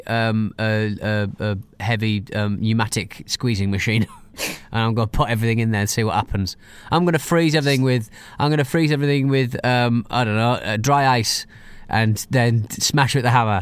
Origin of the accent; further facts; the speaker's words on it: United Kingdom; I'm British